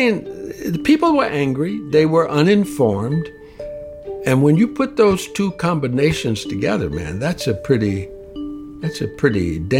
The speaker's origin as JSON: {"language": "English", "region": "the Jim Crow South", "country": "United States", "tie": "born or raised there", "said": "I grew up in the Jim Crow South"}